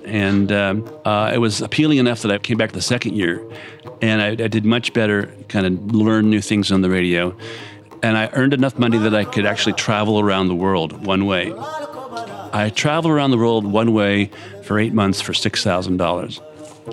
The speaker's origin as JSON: {"language": "English", "country": "United States", "tie": "born or raised there", "also_born_or_lived": "Alaska", "moved": "yes", "said": "I grew up right on the Potomac River, and I was all up and down the Potomac River all the time as a kid"}